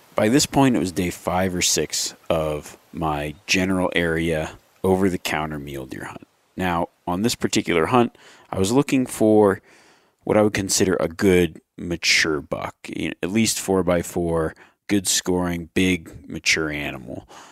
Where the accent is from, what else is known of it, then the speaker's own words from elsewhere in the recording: Nevada, United States; my Nevada tags that are coming out, but that, that's my home state